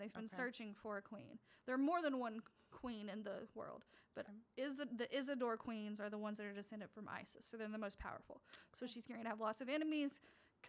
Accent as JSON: {"language": "English", "country": "United States", "said": "I'm also from America"}